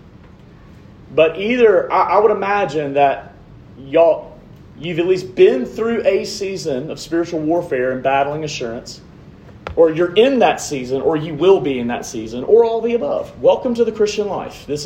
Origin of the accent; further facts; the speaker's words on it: Montgomery, Alabama, United States; moved away as an adult; also born or lived in New Orleans, Louisiana / Troy, Alabama / Jackson, Mississippi; I'm originally from Montgomery, Alabama